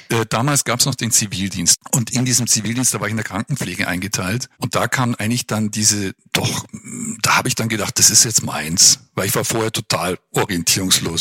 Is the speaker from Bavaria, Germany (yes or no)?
yes; Munich, Bavaria, Germany; now in Würzburg, Germany; ich bin eigentlich Münchner